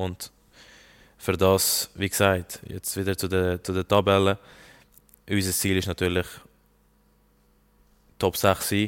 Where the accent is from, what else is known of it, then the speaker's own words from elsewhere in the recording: Lucerne, Switzerland; Ich bin bei Luzern groß geworden. Und äh, das ist mein Kindheitsverein